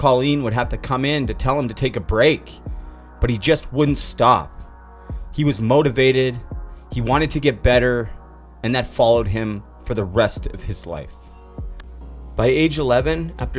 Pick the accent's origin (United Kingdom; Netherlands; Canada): Canada; Vancouver, British Columbia; my hometown Vancouver